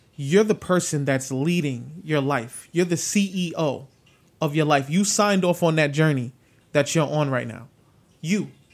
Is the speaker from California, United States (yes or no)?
no; New York City, New York, United States; moved away; growing up in the South Bronx